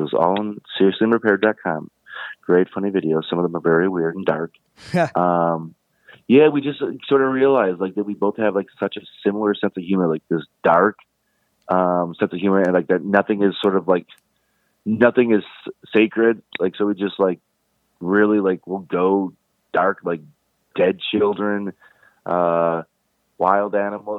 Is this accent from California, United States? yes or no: no; Brooklyn, New York, United States; I'm from Brooklyn, not New York, Brooklyn.